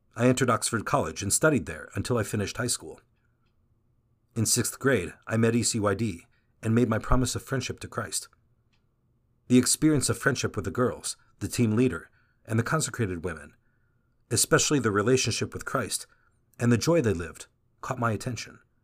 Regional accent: Mexico City, Mexico; I'm from Mexico City, the oldest of six siblings

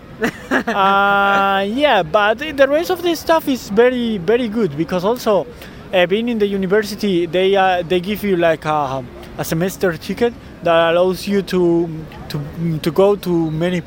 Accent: Seville, Andalusia, Spain; moved away as an adult; now in Essen, Germany; I'm from Sevilla, the south of Spain

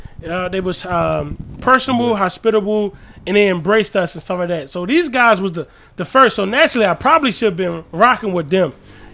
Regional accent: Baltimore, Maryland, United States; I come from Baltimore.

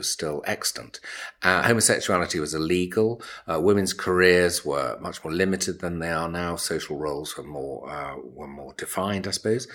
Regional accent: Cambridge, East of England, United Kingdom; I was born in Cambridge.

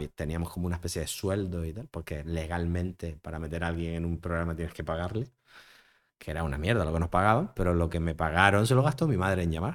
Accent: Las Palmas de Gran Canaria, Canary Islands, Spain; also born or lived in Madrid / Barcelona; yo soy de Las Palmas

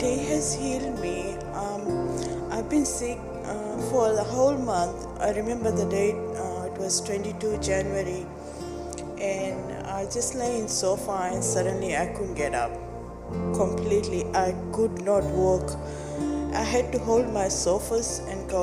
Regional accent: Fiji; I'm from Fiji Islands

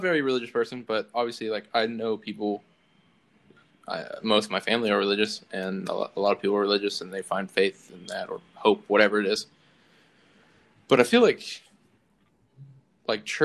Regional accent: the South, United States; growing up in the South

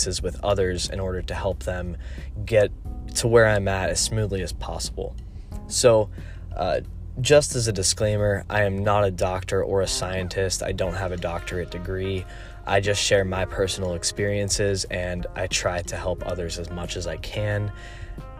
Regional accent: North Carolina, United States; I'm from North Carolina

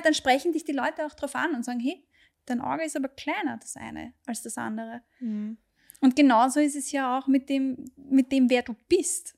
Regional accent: Austria; hier bei uns in Österreich

